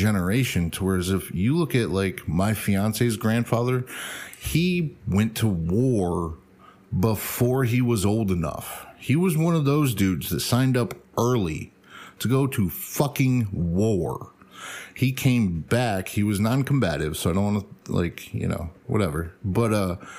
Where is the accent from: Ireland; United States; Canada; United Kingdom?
United States; I'm American